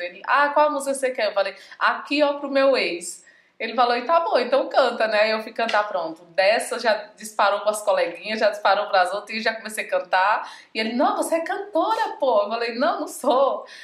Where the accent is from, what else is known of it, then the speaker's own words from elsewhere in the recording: Pimenteiras, Pernambuco, Brazil; sou de Pimenteiras, Pimenteiras, Pernambuco, é do Agreste da, do, do Nordeste.